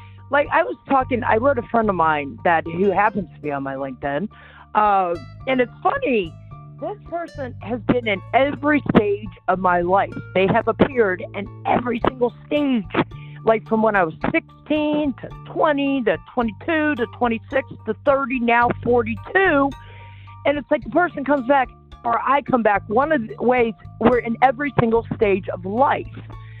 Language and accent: English; Stowe, Vermont, United States; Most of them from my hometown of Stowe